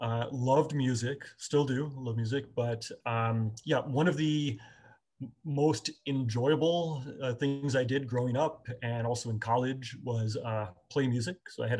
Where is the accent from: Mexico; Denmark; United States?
United States; upstate New York; I grew up in New York, but the other New York, not the city. I grew up far out of the city, far upstate. Little town, you know, picturesque kind of small town